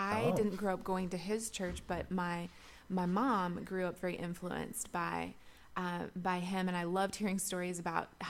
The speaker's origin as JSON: {"language": "English", "area": "Shenandoah Valley", "region": "Virginia", "country": "United States", "tie": "born or raised there", "also_born_or_lived": "Nashville, Tennessee", "moved": "as an adult", "said": "I grew up in the Shenandoah Valley of Virginia going to a Church of the Brethren"}